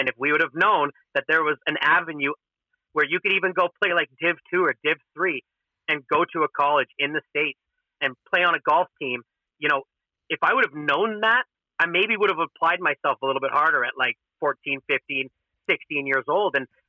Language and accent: English; Edmonton, Alberta, Canada; And a lot of them probably think because I'm from Edmonton, I have no shot.